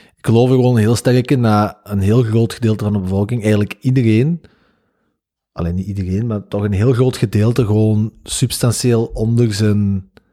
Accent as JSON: {"language": "Dutch", "area": "the Campine", "region": "Kempen", "country": "Belgium", "said": "bij ons in de Kempen"}